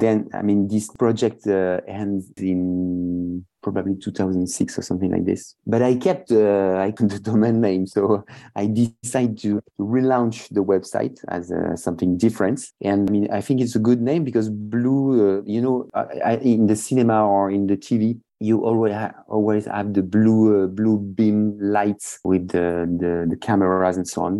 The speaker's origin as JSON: {"language": "English", "town": "Bordeaux", "region": "Nouvelle-Aquitaine", "country": "France", "also_born_or_lived": "Montreal, Canada", "said": "I'm French from Bordeaux and I'm also Canadian from Montreal. Uh, but I live in Bordeaux since 2006"}